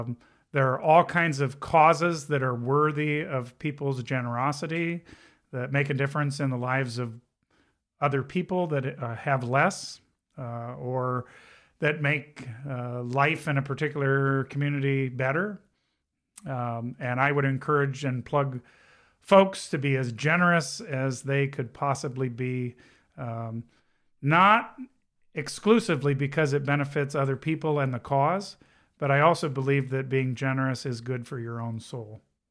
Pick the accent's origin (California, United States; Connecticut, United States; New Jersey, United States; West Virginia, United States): California, United States; Southern; now in Elkhart County, United States; I grew up in Southern California